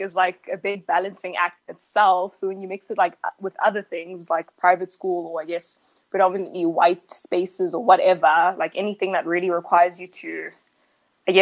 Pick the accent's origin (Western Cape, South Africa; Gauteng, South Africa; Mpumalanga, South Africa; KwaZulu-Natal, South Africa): Gauteng, South Africa; Johannesburg; we're the kids from Joburg who like barely ever visit